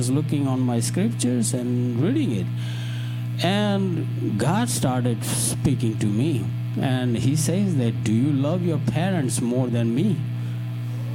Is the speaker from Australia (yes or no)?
no; India; English is a second language; now in United States; I'm from India